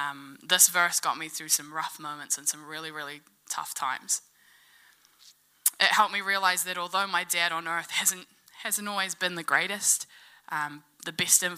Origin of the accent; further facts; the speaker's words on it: Gore, Southland, New Zealand; Growing up in Gore, I always had my dad around physically